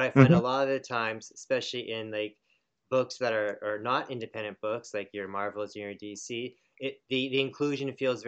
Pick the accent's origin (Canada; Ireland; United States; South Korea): Canada; We're Canadian, so we don't know.